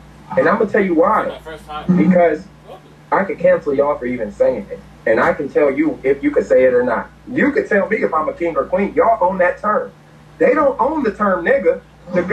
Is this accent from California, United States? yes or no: yes; Compton, California, United States; I grew up in Compton, Los Angeles, fucking Hoover, the Jays, everywhere.